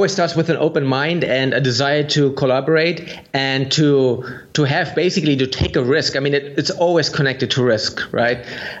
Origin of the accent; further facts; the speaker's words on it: Germany; English is a second language; because I'm from Germany and you're from the US